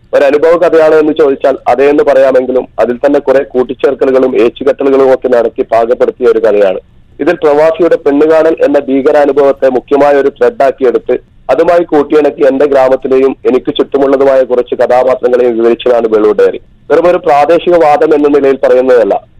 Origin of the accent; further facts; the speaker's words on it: Belur, near Kanhangad, Kasaragod district, Kerala, India; വേളൂർ എന്നത് കാസർഗോഡ് ജില്ലയിലെ കാഞ്ഞങ്ങാടിനടുത്തുള്ള ഞാൻ ജനിച്ചു വളർന്ന